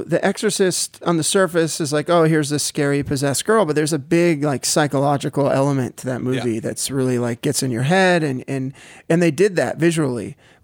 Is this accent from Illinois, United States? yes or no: no; South Florida, United States; I grew up in South Florida